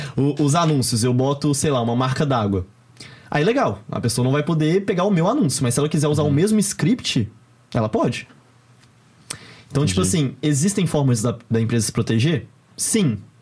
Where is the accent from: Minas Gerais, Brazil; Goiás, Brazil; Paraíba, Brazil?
Minas Gerais, Brazil; Belo Horizonte; sou de BH